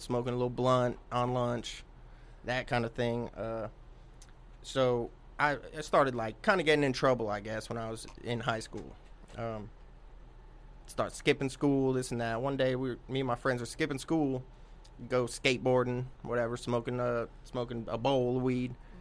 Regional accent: Palm Harbor, Florida, United States; moved away as an adult; also born or lived in Sunrise, Florida; now in Knoxville, United States; When I was like 3 or 4 years old, my family and I moved to Palm Harbor, Florida, which is like a suburb of Tampa. And I grew up there until I was about 25, and then I moved to Knoxville.

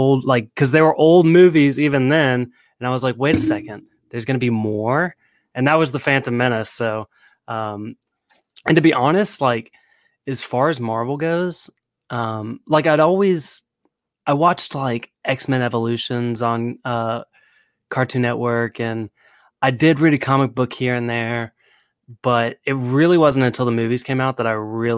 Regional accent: Nashville, Tennessee, United States; I'm 26. I'm from Nashville, Tennessee.

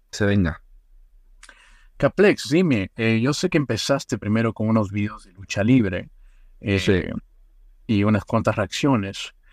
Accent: Oruro, Bolivia; nací en Oruro. Es una ciudad

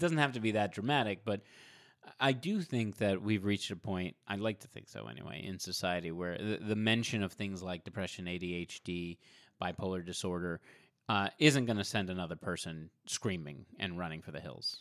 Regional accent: Providence, Rhode Island, United States; I grew up in Providence, Rhode Island

